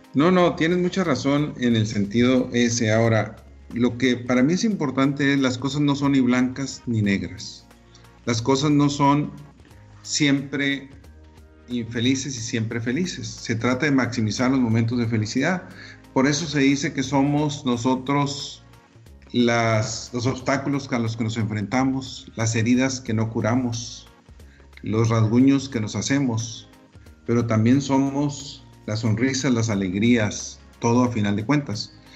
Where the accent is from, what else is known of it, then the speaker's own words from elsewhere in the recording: Delicias, Chihuahua, Mexico; moved away; also born or lived in Monterrey; teníamos un viaje a la famosa ciudad de Delicia, Chihuahua, ¿verdad? Y íbamos a mi tierra